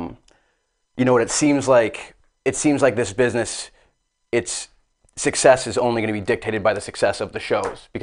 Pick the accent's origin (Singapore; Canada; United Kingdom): Canada; Barrie, Ontario; also born or lived in Los Angeles; I was born and raised in Barrie, Ontario